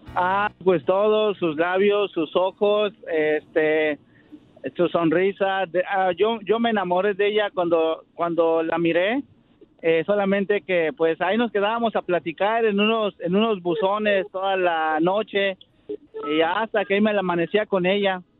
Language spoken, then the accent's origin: Spanish; Mexico City, Mexico; now in Santa Clara, United States